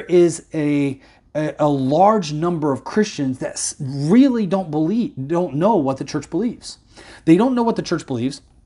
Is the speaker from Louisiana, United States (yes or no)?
no; Indiana, United States; moved away; Indiana, my home state where I was born and raised